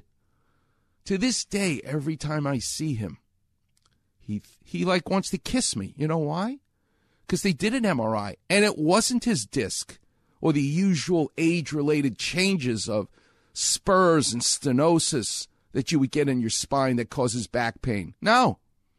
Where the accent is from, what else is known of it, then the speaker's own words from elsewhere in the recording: New York, United States; moved away; New York where I'm from, you can tell how I speak